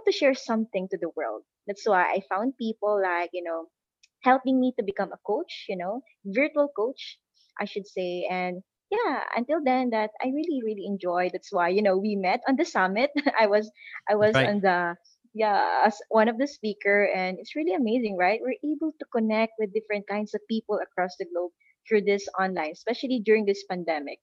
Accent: Philippines; I am from the Philippines

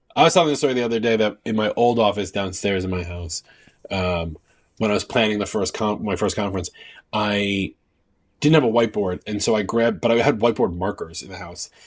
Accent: New York, United States; I'm from New York

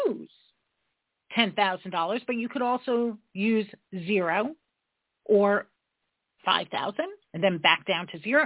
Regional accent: New York, United States; I'm a New Yorker

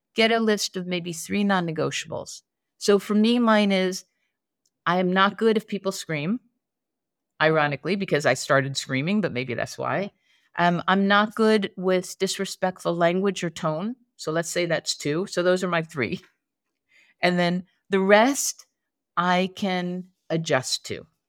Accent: East Coast, United States; I grew up on the East Coast.

